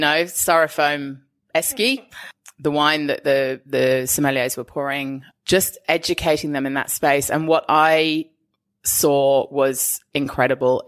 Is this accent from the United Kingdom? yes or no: yes; England, United Kingdom; now in Australia; I'm English